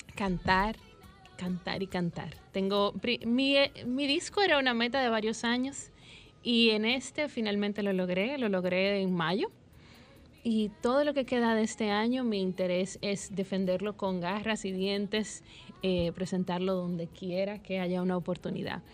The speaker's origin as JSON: {"language": "Spanish", "town": "Santiago de los Caballeros", "region": "Santiago", "country": "Dominican Republic", "said": "yo soy santiaguera"}